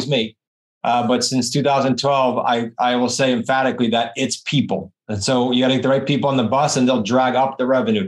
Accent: New England, United States; accent: New England; my New England accent

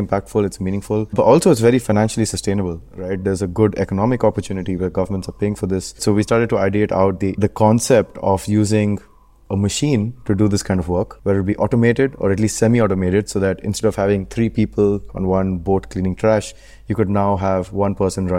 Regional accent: Bangalore, Karnataka, India; moved away as an adult; now in Hong Kong; I grew up in Bangalore in India

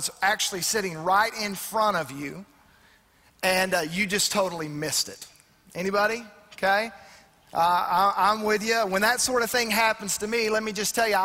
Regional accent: Arkansas, United States; I grew up, I was a pretty big redneck. I'm from Arkansas

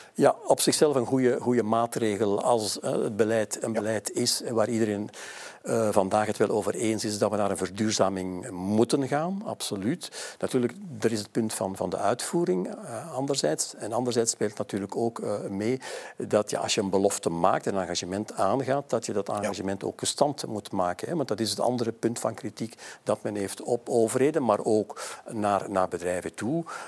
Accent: Mechelen, Flanders, Belgium; mijn geboortestad eh, Mechelen.

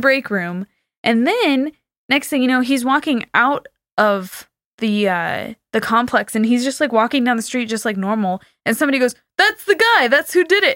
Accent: California, United States; I'm from California and there's no snow there

